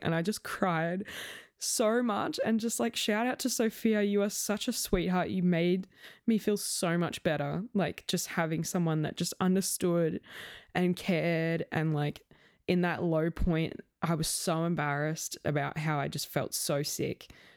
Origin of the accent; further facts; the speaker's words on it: Australia; I was from Australia